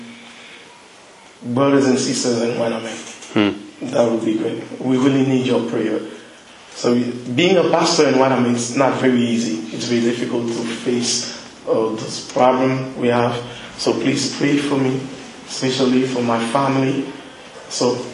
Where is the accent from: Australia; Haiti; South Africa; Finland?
Haiti; I'm from Haiti. It's very hot.